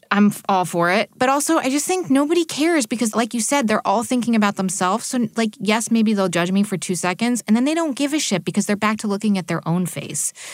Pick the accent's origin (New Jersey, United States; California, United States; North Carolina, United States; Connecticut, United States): New Jersey, United States; also born or lived in New York City; I was born in New York City and grew up in New Jersey